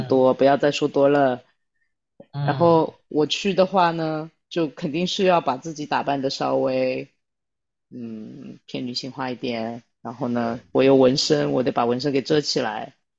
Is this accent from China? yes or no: yes; China; 我们作为中国人